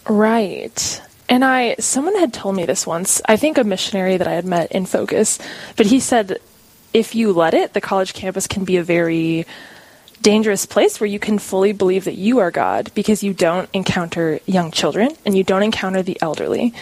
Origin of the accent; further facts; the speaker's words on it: Warner, South Dakota, United States; I'm from a small town called Warner, South Dakota, up north by Aberdeen